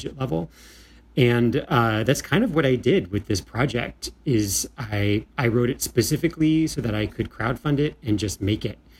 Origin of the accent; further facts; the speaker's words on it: Escondido, California, United States; I grew up in Escondido, California, which is in San Diego County